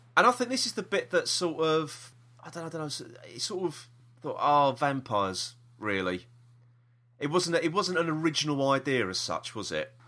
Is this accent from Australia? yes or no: no; London, United Kingdom; we are from South East London